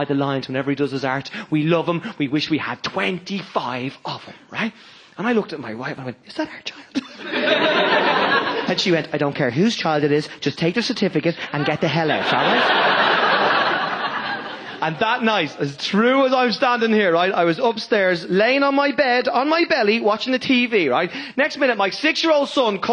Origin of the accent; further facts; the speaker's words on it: Ireland; I am Irish